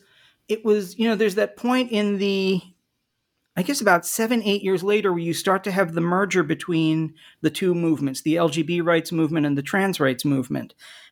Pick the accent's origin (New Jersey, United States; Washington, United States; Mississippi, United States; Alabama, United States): New Jersey, United States; Well, sure. I grew up in the Philadelphia area in southern New Jersey in the 1970s.